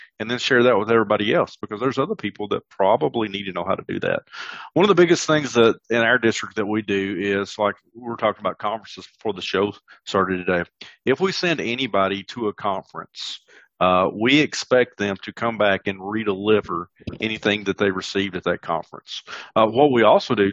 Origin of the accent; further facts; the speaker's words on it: the South, United States; I'm from the South.